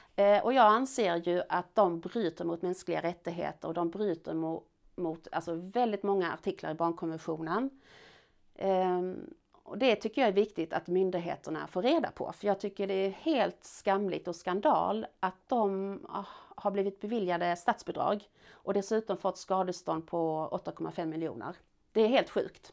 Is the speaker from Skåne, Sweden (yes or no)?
yes; Malmö, Skåne, Sweden; also born or lived in France; jag växte upp i Malmö centrum